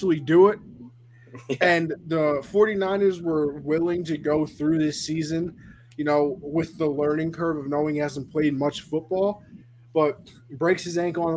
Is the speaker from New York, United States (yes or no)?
yes; New York, United States; I'm the New Yorker